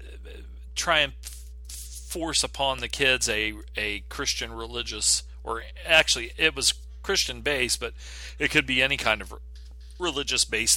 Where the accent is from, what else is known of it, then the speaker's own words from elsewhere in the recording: United States; I'm American.